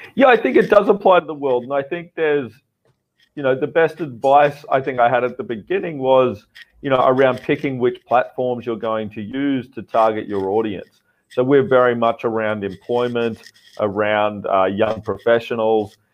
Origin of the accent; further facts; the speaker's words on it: Australia; now in Vietnam; I'm an Australian founder uh, based in Vietnam.